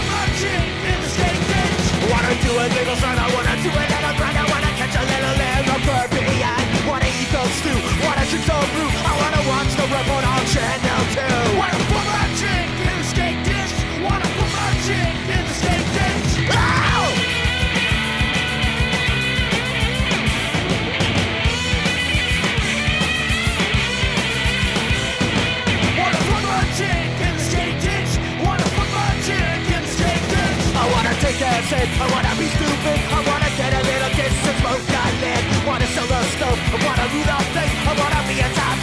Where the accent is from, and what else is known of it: Merseyside, North West England, United Kingdom; born or raised there; moved away